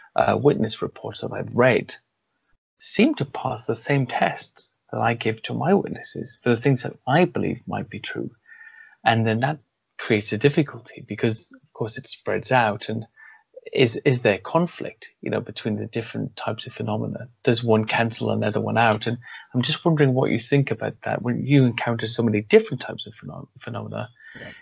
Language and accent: English; Wales, United Kingdom; I grew up in Wales